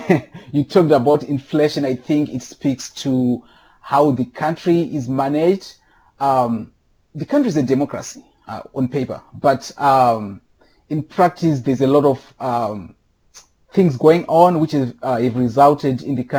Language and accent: English; Rusape, Manicaland, Zimbabwe; moved away as an adult; now in Chicago, United States; I was born and raised in Rusape, Zimbabwe. I was born and raised on a family farm.